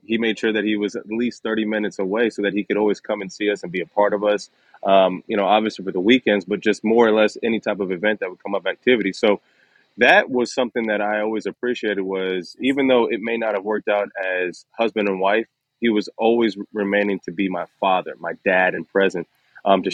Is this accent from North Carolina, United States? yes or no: no; Dayton, Ohio, United States; moved away as an adult; also born or lived in Columbus, Ohio / Philadelphia; grew up i was one of nine kids uh, i was the youngest boy and um, back in dayton ohio